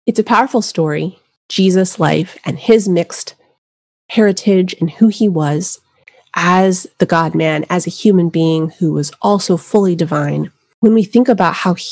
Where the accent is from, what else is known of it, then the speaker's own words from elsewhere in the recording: New Mexico, United States; I grew up in New Mexico